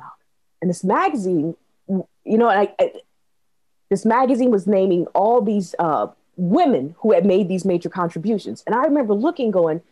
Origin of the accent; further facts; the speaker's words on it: Minnesota, United States; I grew up in Minnesota